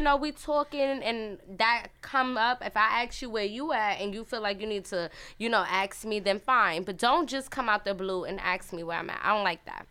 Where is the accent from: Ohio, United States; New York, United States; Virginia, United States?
New York, United States; New York City; I was born in Brooklyn